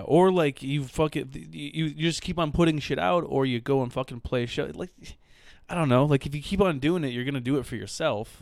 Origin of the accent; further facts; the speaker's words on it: Livonia, Michigan, United States; Livonia, Michigan.